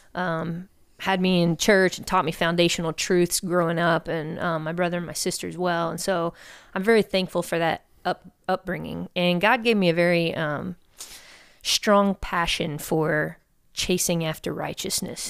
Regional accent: Houston, Texas, United States; born and raised here in Houston

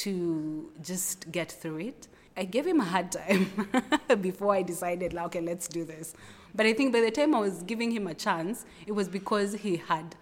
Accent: Nairobi, Kenya; And I'm from Kenya, Nairobi.

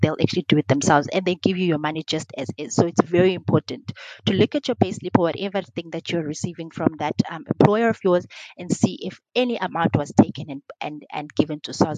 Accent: Eastern Cape, South Africa; I am from the Eastern Cape

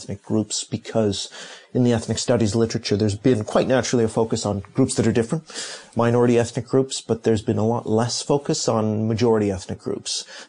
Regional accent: Canada; also born or lived in Hong Kong / Tokyo; now in London, United Kingdom; I was born in Hong Kong, lived in Tokyo for many years, grew up in Canada, and have been in London for over two decades.

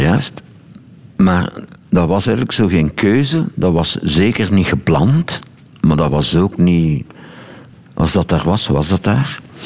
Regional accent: Boom, Flanders, Belgium; moved away; Als ik nu naar mijn geboortestreek rijd

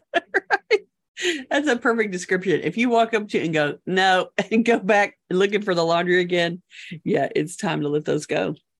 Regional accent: United States; we as American consumers

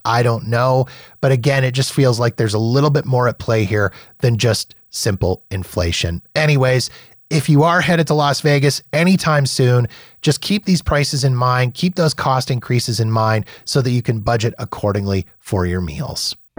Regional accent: Canada; now in Calgary, Canada; as a Canadian

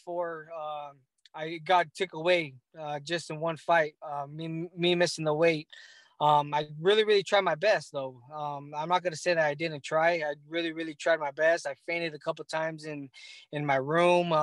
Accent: Los Angeles, California, United States; my hometown in L.A.

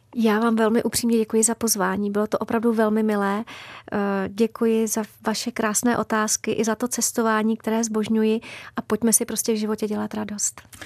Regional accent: Prague, Czechia; also born or lived in Babice; je pravda, že já jsem čistokrevná Pražačka. Já jsem se narodila dokonce a bydlela jsem úplně v centru Prahy za Týnským chrámem

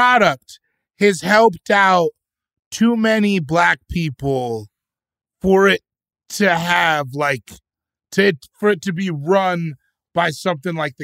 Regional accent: West Coast, United States; I'm from the West Coast

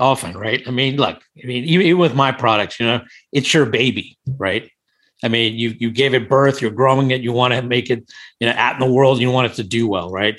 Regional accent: India; also born or lived in Thailand; now in Washington, D.C., United States; I'm Indian originally from, born in India

